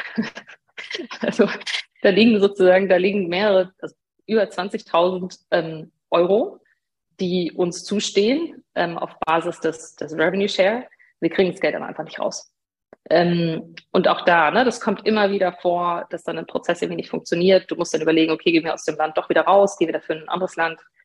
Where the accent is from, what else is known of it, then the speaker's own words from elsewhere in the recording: Regensburg, Bavaria, Germany; ich bin gebürtige Bayerin, ähm, komme eigentlich aus Regensburg